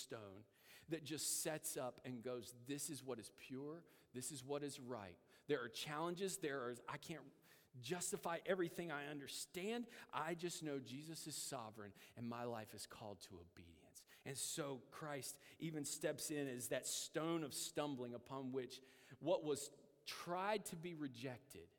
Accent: United States; as American believers

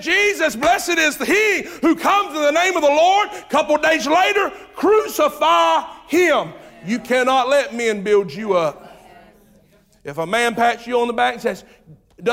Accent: Jamestown, United States; I was raised on Turnish Road, Jamestown. You know where that's at? Exactly. That's where I was raised

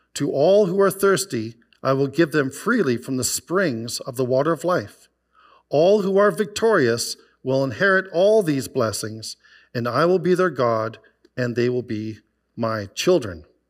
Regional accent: Okanagan Valley, British Columbia, Canada; also born or lived in White Rock, Canada; now in Calgary, Canada; I grew up in the Okanagan Valley

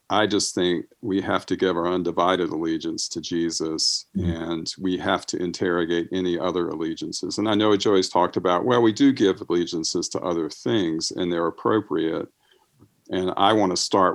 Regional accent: United States; growing up in America and growing up Christian

